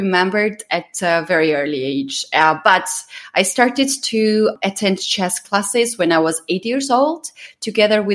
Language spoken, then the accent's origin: English; Georgia; English is a second language; I'm from Georgia